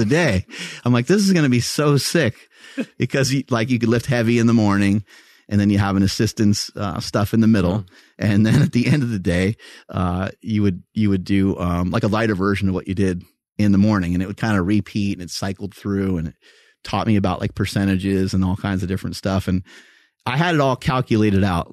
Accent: New York, United States; I grew up in New York

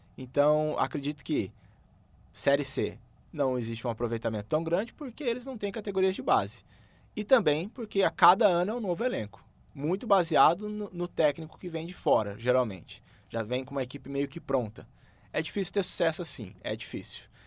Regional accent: Campo Grande, Mato Grosso do Sul, Brazil; Eu sou nascido em Campo Grande, Mato Grosso do Sul

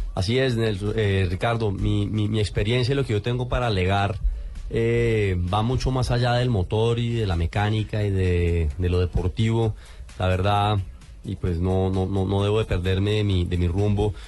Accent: Colombia; como colombiano estar viviendo y representando a la colombianidad

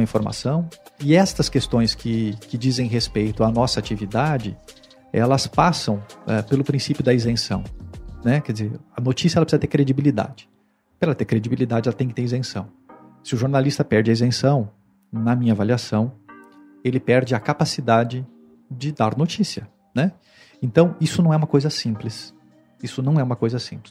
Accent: Rio Grande do Sul, Brazil; also born or lived in Mato Grosso / Mato Grosso do Sul / Pernambuco / São Paulo; now in Fortaleza, Brazil; Eu sou natural do Rio Grande do Sul, saí do Rio Grande do Sul ah, em 1994

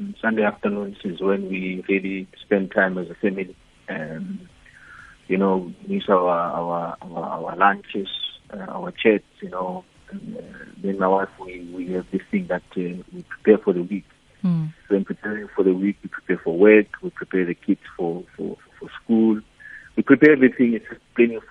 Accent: South Africa; moved away as an adult; now in Tanzania; I'm a South African who's living in Tanzania

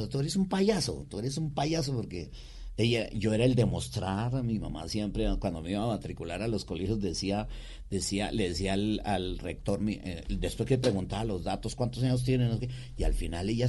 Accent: Cali, Valle del Cauca, Colombia; Sí, eh, yo soy caleño por mi padre, eh, cundiboyaco por mi mamá. Mi mamá es cundiboyaca.

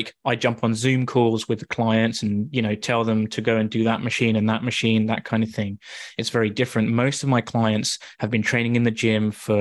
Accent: Wooburn Green, South East England, United Kingdom; moved away as an adult; also born or lived in Sheffield; now in Canada; I am originally from Woburn Green, which is super close to you in Marlow. And yeah, I grew up there.

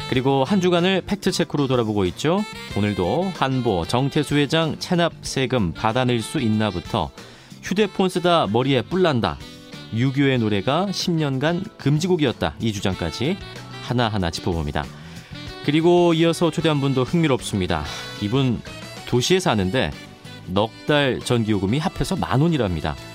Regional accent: Mokpo, South Jeolla, South Korea; 목포. 네. 네. 제 고향입니다.

